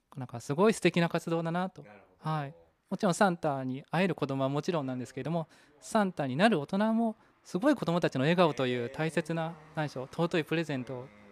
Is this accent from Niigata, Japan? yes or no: no; Kanagawa, Japan; moved away as an adult; also born or lived in Sayama, Saitama / Tokyo; now in Kawagoe, Japan; 私は出身は神奈川県